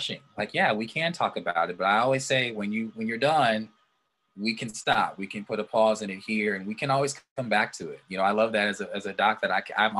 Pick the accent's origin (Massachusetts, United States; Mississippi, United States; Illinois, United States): Illinois, United States; southwest suburbs of Chicago; I went to a faith bank in the southwest suburbs of Chicago near my hometown.